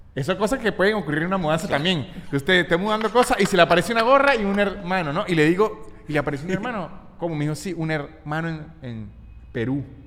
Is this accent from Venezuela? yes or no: yes; Venezuela; also born or lived in Chile; now in Argentina; trauma de Venezuela o no sé si fue, un trauma fue porque tuvimos tan poca supervisión adulta en nuestra niñez